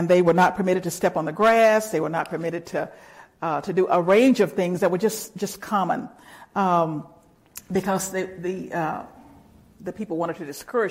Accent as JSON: {"language": "English", "town": "Olive Branch", "region": "Mississippi", "country": "United States", "tie": "born or raised there", "said": "Olive Branch, my hometown, was only about 20 miles south of Memphis"}